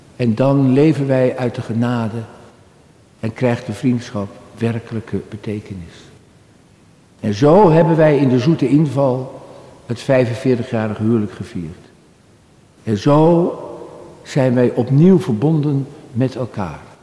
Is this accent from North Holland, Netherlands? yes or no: yes; Halfweg, North Holland, Netherlands; Halfweg. De plek waar ik geboren ben, vlak bij Amsterdam.